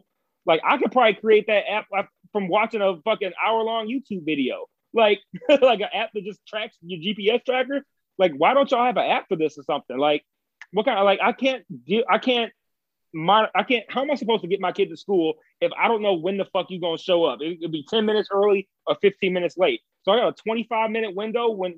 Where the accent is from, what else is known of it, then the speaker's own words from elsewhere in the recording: Detroit, Michigan, United States; moved away; I grew up in Detroit